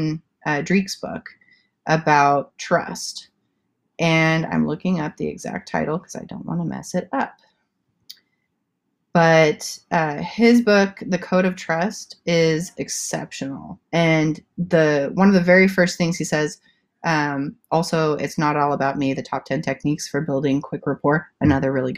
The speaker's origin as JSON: {"language": "English", "country": "South Africa", "tie": "born or raised there", "also_born_or_lived": "Santa Cruz, California", "moved": "as an adult", "lives_now": "California, United States", "said": "I was born and raised in South Africa, and I spent my preteen years in Santa Cruz, California. And then I moved back to South Africa, and I did eighth grade through college. And then I moved back to California after that, at the age of 19"}